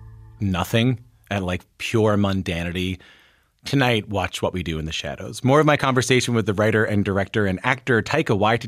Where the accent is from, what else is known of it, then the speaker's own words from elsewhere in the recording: Newfoundland and Labrador, Canada; I'm also from an island in the middle of the ocean, like I'm from Newfoundland.